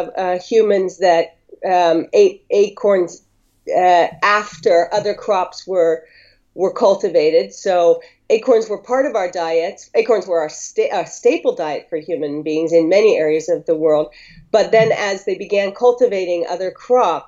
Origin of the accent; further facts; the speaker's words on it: Northern California, United States; moved away as an adult; now in Greece; growing up in Northern California